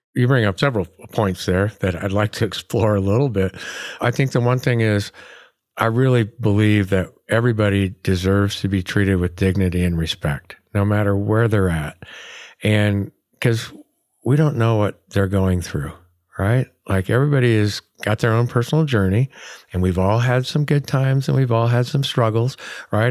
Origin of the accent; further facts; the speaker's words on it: Oregon, United States; here in Oregon, like, we wave at each other when we're driving by, you know, and, and you walk through my hometown and everybody, like, says hi